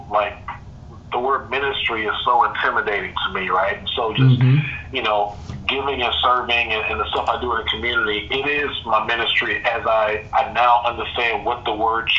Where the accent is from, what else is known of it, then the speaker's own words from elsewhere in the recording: Texas, United States; as a Texan and a very, very proud Texan, but like profoundly proud